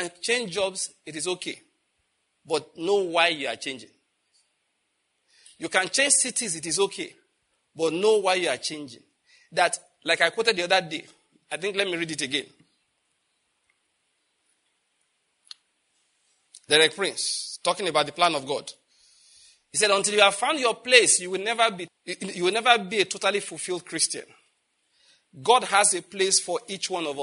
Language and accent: English; Nigeria; born or raised there